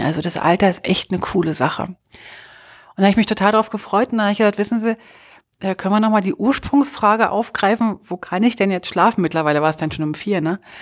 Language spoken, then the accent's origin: German; Berlin, Germany; aus Berlin, als Berlinerin, als Hauptstadtkind